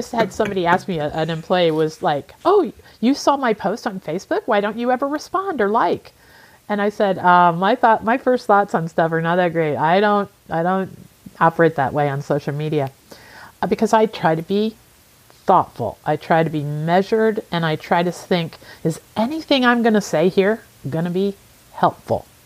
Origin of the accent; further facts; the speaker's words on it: Midwest, United States; Growing up in the Midwest of, uh, in in the United States is just part of the culture you you truly know others.